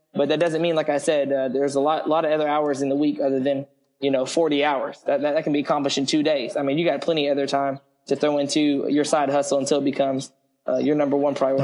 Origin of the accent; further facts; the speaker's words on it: Lexington, Kentucky, United States; also born or lived in Hawaii / San Diego, California; I grew up in Lexington for the most part. Um, went to school, high school there at Lafayette